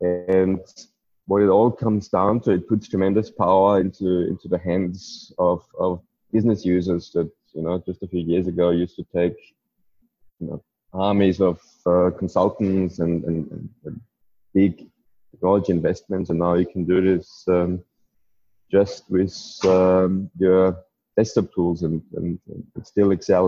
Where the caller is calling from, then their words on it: Wanaka, Otago, New Zealand; I'm joining today from New Zealand, of all places, probably as close as you can get. I'm nearly at the southern end of New Zealand, in a place called Wanaka.